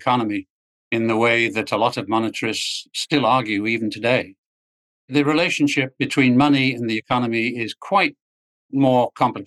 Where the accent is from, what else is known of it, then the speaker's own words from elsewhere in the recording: England, United Kingdom; moved away as an adult; also born or lived in Washington, D.C.; now in United States; it starts with being English. I came over to the U.S. to graduate school, the Chicago Business School, and stayed. I never went back to England